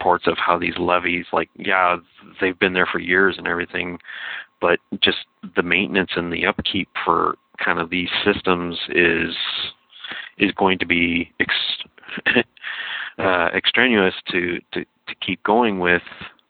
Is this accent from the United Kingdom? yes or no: no; Canada; being a Canadian